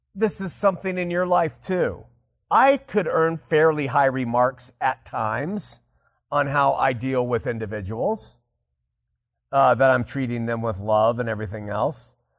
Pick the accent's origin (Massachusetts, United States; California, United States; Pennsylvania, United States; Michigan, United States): California, United States; Southern; growing up in Southern California